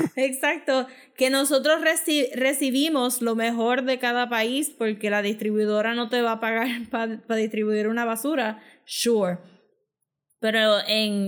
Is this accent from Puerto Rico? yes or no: yes; Puerto Rico; nosotros mismos como público puertorriqueño